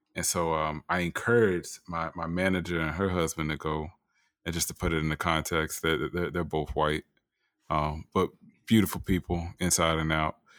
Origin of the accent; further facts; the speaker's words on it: Florida, United States; I am from Florida